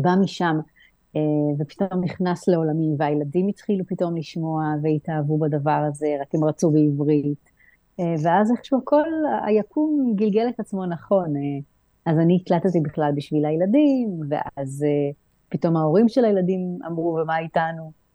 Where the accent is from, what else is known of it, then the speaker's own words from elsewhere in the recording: Israel; now in Greece; ואני מהארץ